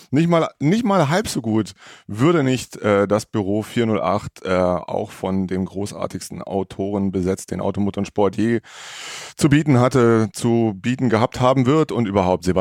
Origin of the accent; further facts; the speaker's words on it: Baden-Württemberg, Germany; bin allerdings groß geworden nahe Franken, wenn man so will, im Neckar-Odenwald-Kreis, kurz bevor sich Baden-Württemberg in zur einen Seite Richtung Franken auflöst